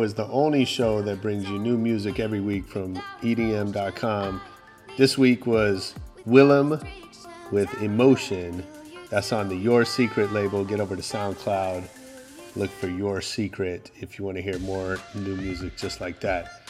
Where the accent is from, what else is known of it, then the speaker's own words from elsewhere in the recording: San Francisco, California, United States; I grew up on Hayes and Fillmore.